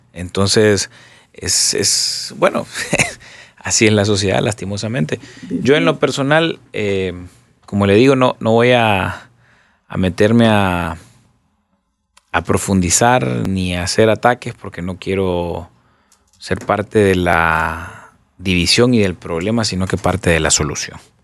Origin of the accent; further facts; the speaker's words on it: Honduras; no me voy a ir de Honduras, yo soy hondureño. Aquí nací, aquí me quiero morir